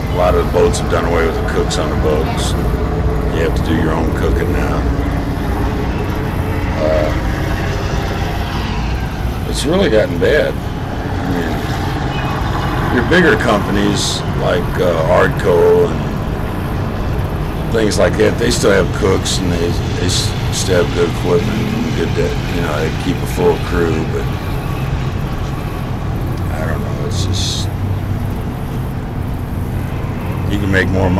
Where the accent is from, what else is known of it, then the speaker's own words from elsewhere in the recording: St. Louis, Missouri, United States; I was born in St. Louis, grew up in North St. Louis, around the Baden area.